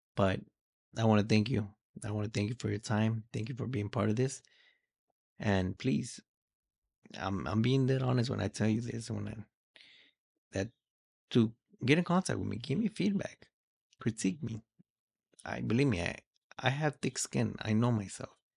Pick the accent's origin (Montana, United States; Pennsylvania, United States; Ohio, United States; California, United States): California, United States; Los Angeles; also born or lived in Mexico; we migrated from Mexico here to California, more or less exactly Los Angeles. This is where I grew up. This is where I was raised.